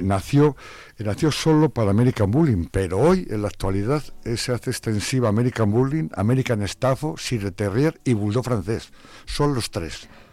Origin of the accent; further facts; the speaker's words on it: Palencia, Castile and León, Spain; now in Zamora, Spain; no soy de aquí, soy de una capital aquí cercana, que hemos Palencia